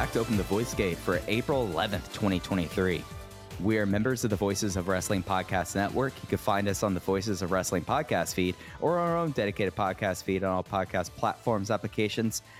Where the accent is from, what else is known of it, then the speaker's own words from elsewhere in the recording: Texas, United States; growing up in Texas